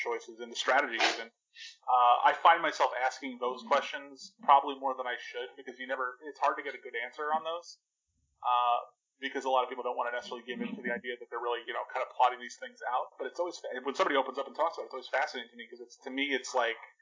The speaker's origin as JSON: {"language": "English", "region": "New Jersey", "country": "United States", "tie": "born or raised there", "said": "I'm from Jersey"}